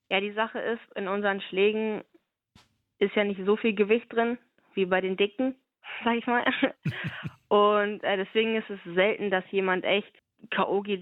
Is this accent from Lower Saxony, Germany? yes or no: yes; Stade, Lower Saxony, Germany; Das ist noch mein Heimatverein. Ich komme aus Stade, das ist in der Nähe von Hamburg. Da habe ich äh, angefangen zu boxen